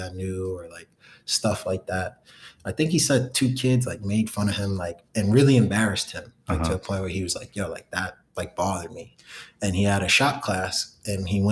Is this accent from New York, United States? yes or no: yes; New York City, New York, United States; where I grew up in Brooklyn was Clinton Hills. I lived on Clinton and Myrtle